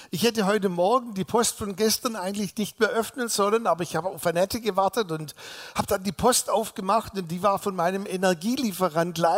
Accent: Balingen, Baden-Württemberg, Germany; ich bin ja nicht hier in der Gegend groß geworden, sondern im sogenannten Zollernalbkreis in Balingen, da bin ich geboren.

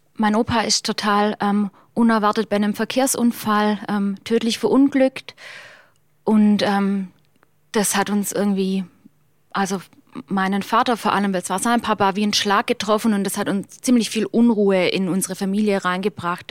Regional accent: Germany; Schäklingen ist der Ort, wo ich herkomme

